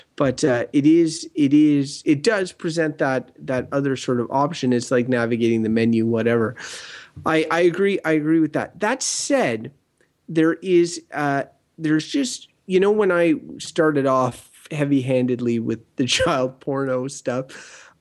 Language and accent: English; Wakefield, Quebec, Canada; I grew up in Wakefield, small village